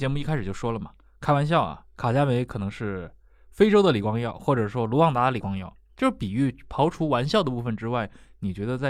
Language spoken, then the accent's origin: Chinese; China; 值得我们中国人去稍微做一下了解的